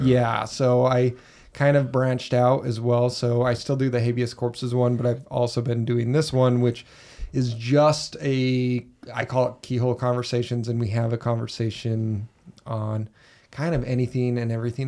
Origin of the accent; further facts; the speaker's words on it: Utah, United States; growing up in Utah L D S culture